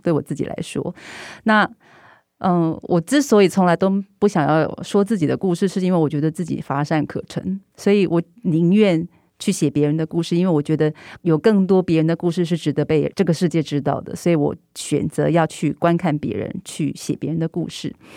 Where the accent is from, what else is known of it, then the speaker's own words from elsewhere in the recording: Taiwan; 当他们知道我是台湾人之后